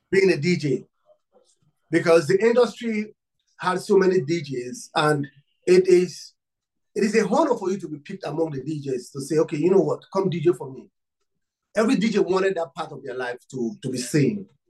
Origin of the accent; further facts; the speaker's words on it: Nigeria; I'm from Africa and Nigeria. I'm from Nigeria.